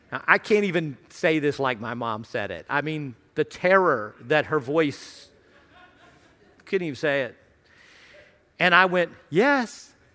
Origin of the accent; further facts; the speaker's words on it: Radford, Virginia, United States; I grew up in Radford, uh, Radford University, near Virginia Tech